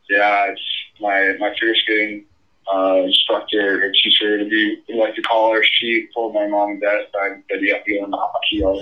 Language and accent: English; Skokie, Illinois, United States; Skokie, Skokie, Illinois is, is uh, so much Chicago and everything.